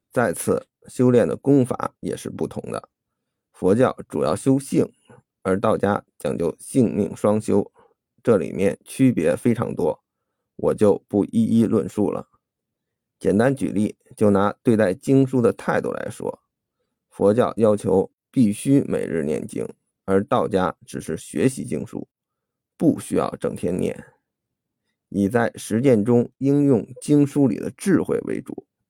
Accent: China; 我们作为中国人

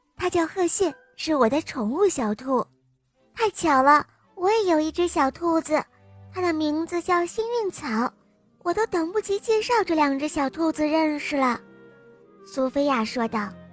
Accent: Shanghai, China; 我七岁了，我来自上海

